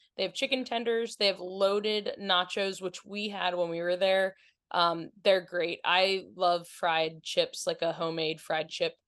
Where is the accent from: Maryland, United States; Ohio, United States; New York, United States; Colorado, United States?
Maryland, United States; we're from Maryland